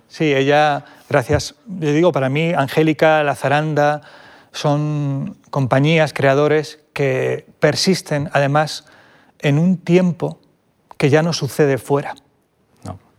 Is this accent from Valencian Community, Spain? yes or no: no; Vilches, Andalusia, Spain; a un pueblo minero de Jaén, a mi pueblo, Vilches.